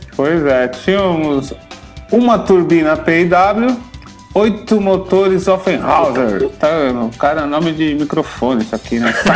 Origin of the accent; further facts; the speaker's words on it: Brazil; a gente que brasileiro